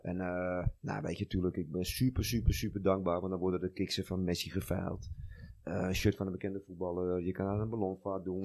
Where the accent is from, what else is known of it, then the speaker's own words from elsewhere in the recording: Amsterdam, North Holland, Netherlands; Nou, ik ben een jongetje uit Noord. Ik speelde in mijn 16e in de UV1. Ben opgegroeid in de Loenenmark bij mijn ouders en Noord.